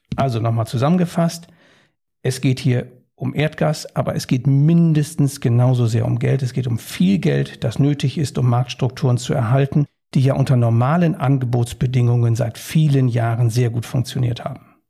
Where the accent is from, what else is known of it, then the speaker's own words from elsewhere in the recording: Germany; Wir stehen da übrigens als Deutsche in Europa